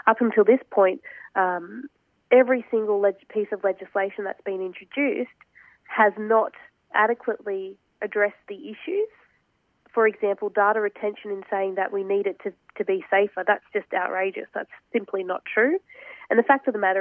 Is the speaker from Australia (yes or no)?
yes; Australia; myself as an Australian Muslim woman